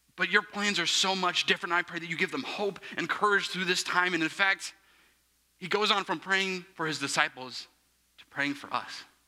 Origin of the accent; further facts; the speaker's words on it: Plainfield, Avon, Indiana, United States; I'm from Plainfield, Avon, Indiana